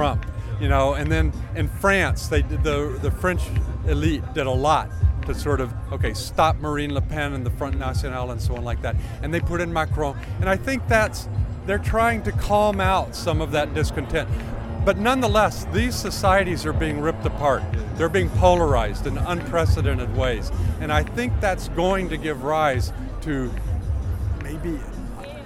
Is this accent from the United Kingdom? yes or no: yes; London, United Kingdom; I'm from London